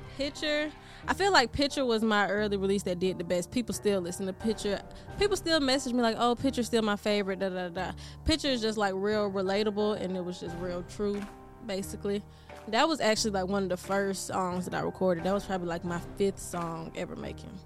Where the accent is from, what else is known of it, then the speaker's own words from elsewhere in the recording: Decatur, Georgia, United States; also born or lived in Atlanta / Philadelphia; I'm from Georgia, Decatur, Georgia to be exact. And I'm out here in Philadelphia